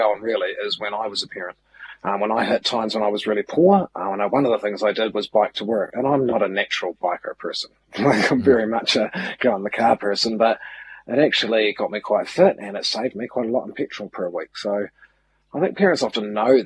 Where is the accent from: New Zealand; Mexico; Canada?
New Zealand; Milton, Otago; now in Auckland, New Zealand; I shifted away from Milton, my hometown. My brothers and sisters still live there. It was five generations of my ancestors lived there